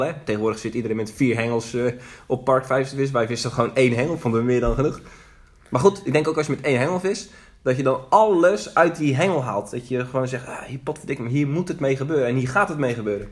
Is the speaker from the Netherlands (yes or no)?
yes; Zeeland, Netherlands; geboren en getogen in Zeeland.